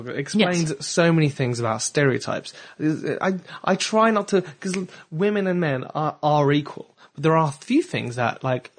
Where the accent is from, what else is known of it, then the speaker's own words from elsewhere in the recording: Belgium; also born or lived in France / Germany / South Africa; now in England, United Kingdom; because I was born in France, but I grew up in Belgium and Germany and South Africa, and then I moved to England.